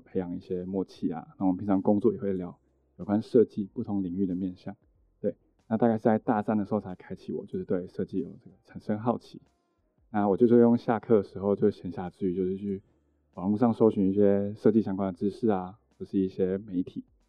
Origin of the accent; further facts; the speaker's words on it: Yunlin County, Taiwan; moved away as an adult; also born or lived in Hsinchu / Taipei; 我其实是云林的，就在云林念，就是从一路这样念到高中都在云林哦